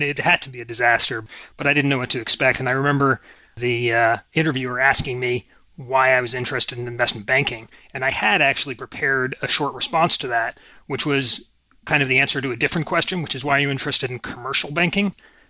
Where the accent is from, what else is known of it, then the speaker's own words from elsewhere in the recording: Princeton, New Jersey, United States; also born or lived in Boston, Massachusetts; now in Juneau, United States; I was born in Boston. I grew up in Princeton, New Jersey, college town, very academic family.